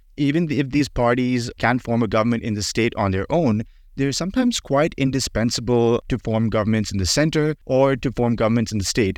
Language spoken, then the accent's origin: English; Maharashtra, India; Maharashtra, my home state